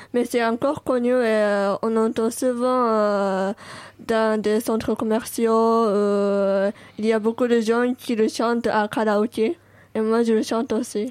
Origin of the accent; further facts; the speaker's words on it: Tokyo, Japan; French is a second language; also born or lived in Paris; je suis né à Tokyo, j'ai vécu à Tokyo.